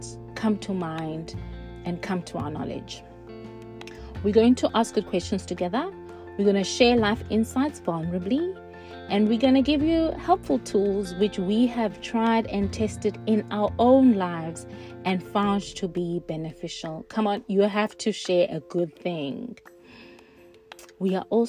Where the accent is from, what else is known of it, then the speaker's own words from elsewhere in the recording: Cradock, Eastern Cape, South Africa; now in Reading, United Kingdom; Born and raised in Craddock, South Africa, now living in Reading, England